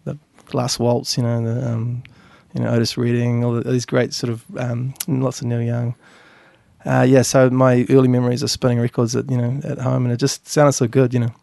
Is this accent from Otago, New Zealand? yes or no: no; Governors Bay, Canterbury, New Zealand; I grew up in Governor's Bay over in the, the harbour there.